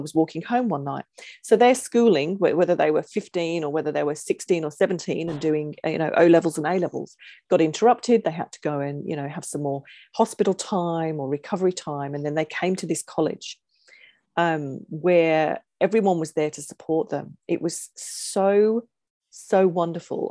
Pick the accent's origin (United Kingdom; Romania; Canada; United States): United Kingdom; England; moved away; being English